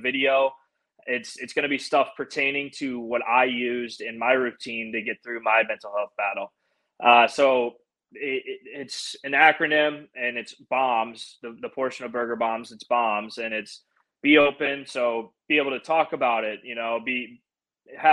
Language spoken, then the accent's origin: English; St. Louis, Missouri, United States; now in Nashville, United States; I grew up in St. Louis